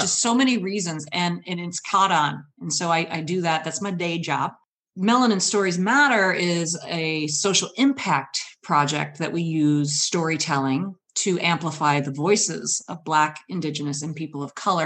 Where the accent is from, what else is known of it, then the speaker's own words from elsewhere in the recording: Michigan, United States; now in Seattle, United States; I've traveled from Michigan.